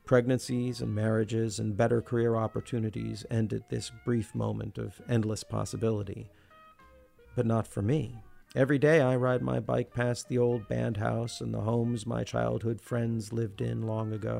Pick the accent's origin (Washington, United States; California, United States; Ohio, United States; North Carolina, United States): Washington, United States; Olympia; When I was a kid growing up in Olympia and going to school at Lincoln Elementary